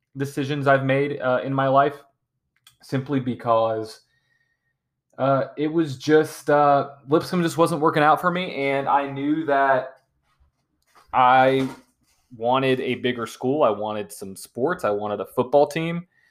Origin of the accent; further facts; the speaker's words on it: Nashville, Tennessee, United States; born and raised in Nashville, Tennessee